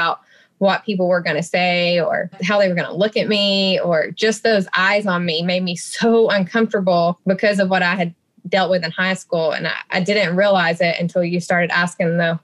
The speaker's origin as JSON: {"language": "English", "region": "Alabama", "country": "United States", "tie": "born or raised there", "said": "born and raised in Alabama"}